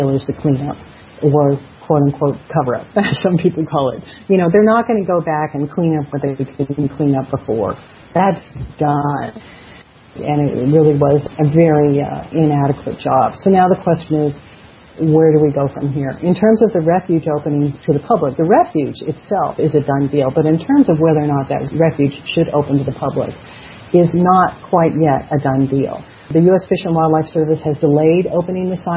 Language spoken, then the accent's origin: English; Colorado, United States